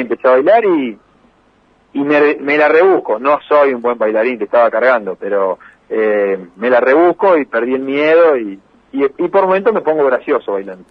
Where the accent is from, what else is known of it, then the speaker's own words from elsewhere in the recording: Las Parejas, Santa Fe, Argentina; las parejas, donde me crié, donde, eh, digamos, me formo como persona día a día, eh, vivo acá